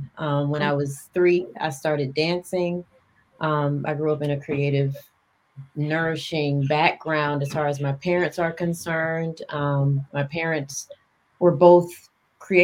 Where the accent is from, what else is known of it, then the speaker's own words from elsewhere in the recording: Marietta, Georgia, United States; also born or lived in North Carolina / New York / overseas; I was born in North Carolina. Okay. I was raised in Georgia, in Marietta to be exact